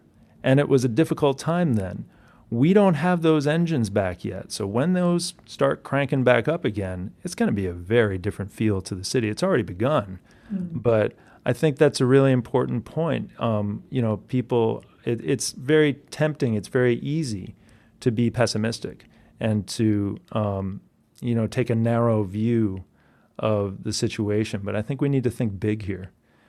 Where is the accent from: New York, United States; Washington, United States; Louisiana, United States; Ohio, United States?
New York, United States; New York City; so yes, I am a New Yorker.